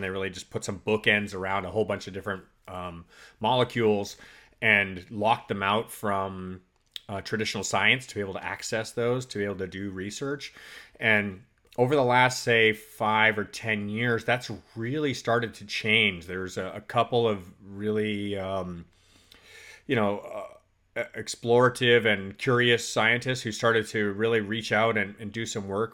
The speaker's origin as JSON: {"language": "English", "country": "Canada", "tie": "born or raised there", "moved": "yes", "said": "I grew up in Canada"}